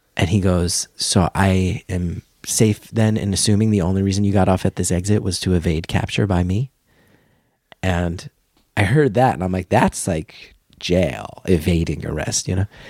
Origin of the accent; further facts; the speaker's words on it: New Jersey, United States; growing up in New Jersey